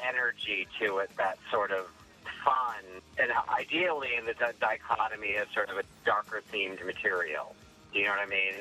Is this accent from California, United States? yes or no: yes; Los Angeles, California, United States; I grew up in Hollywood